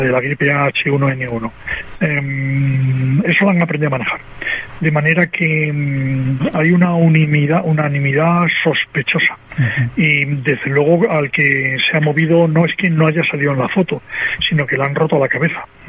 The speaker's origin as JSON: {"language": "Spanish", "country": "Spain"}